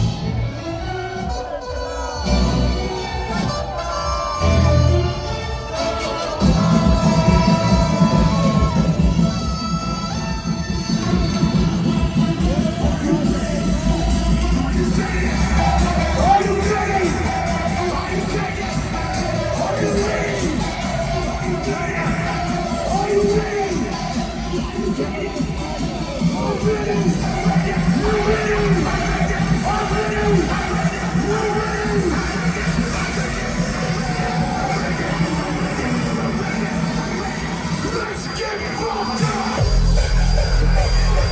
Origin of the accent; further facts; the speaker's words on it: Australia; I come all the way from Australia